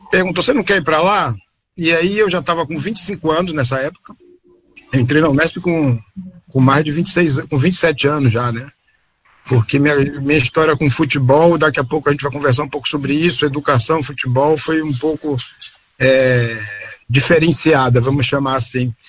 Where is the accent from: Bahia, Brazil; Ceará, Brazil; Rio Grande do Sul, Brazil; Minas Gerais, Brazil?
Bahia, Brazil; Salvador; moved away as an adult; now in Rio Claro, Brazil; eu sempre morei, nasci em Salvador, sempre morei em Salvador